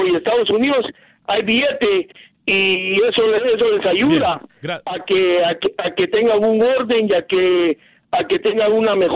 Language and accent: Spanish; Guatemala; now in Los Angeles, United States; como guatemalteco